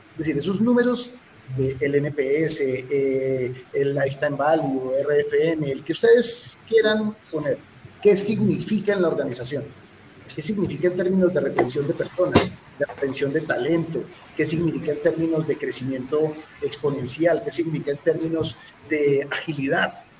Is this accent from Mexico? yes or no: no; Colombia; siendo colombiano